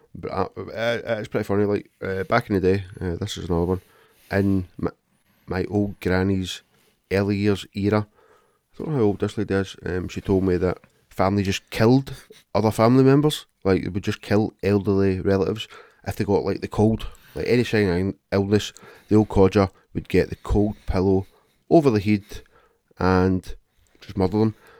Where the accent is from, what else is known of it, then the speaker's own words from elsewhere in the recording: Glasgow, Scotland, United Kingdom; I'm from Glasgow and I'm a man